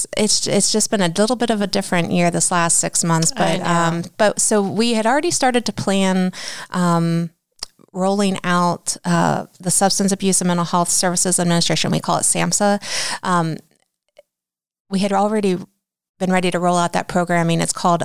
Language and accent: English; New Philadelphia, Ohio, United States; Well, I graduated from New Philadelphia.